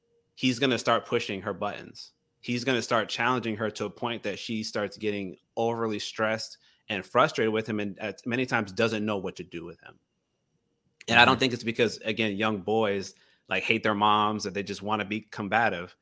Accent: Gainesville, United States; I'm from Gainesville.

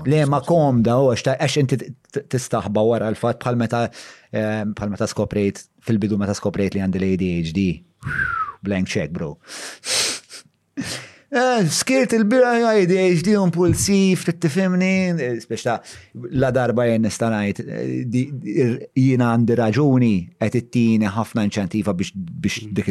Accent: Malta; għandna aħna bħala Maltin

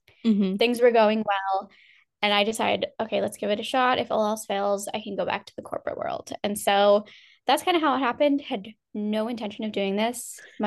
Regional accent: Northeast, United States; I'm from Jersey, New York, Pennsylvania. I'm from the Northeast. Never really know how to answer that one.

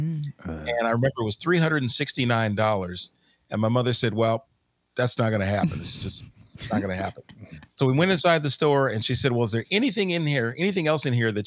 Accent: Los Angeles, California, United States; Grew up in South Central Los Angeles.

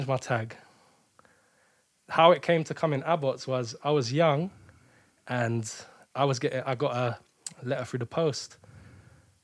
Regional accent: London, United Kingdom; I grew up in Northwest London, innit? To be precise, like Kilburn

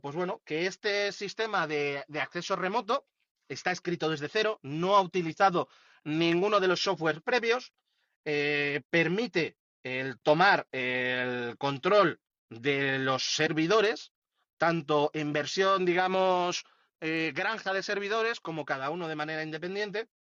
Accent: Madrid, Community of Madrid, Spain; yo que soy de, de Madrid

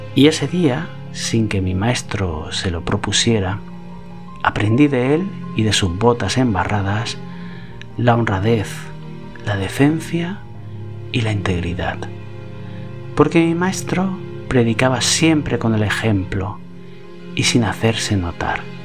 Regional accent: Cox, Valencian Community, Spain; en mi pueblo, en Cox

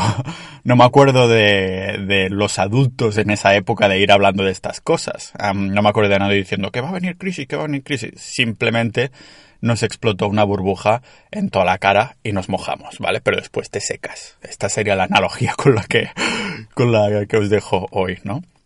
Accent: Catalonia, Spain; accent: Catalan; tengo un acento catalán que te flipas

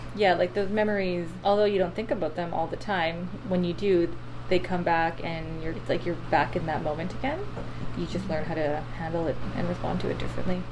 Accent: Saskatoon, Saskatchewan, Canada; moved away; I'm from Saskatoon, Saskatchewan

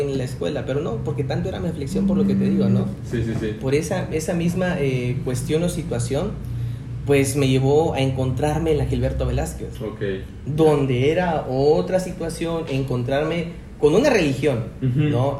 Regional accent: Tuxtla Gutiérrez, Chiapas, Mexico; soy de Tuxtla Gutiérrez

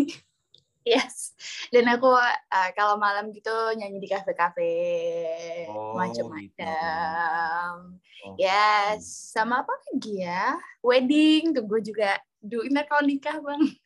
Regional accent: Yogyakarta, Special Region of Yogyakarta, Indonesia; aku asli Jogja

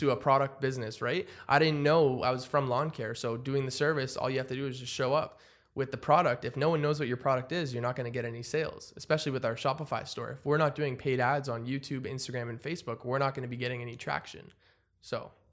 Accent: Ottawa, Ontario, Canada; I'm from Ottawa

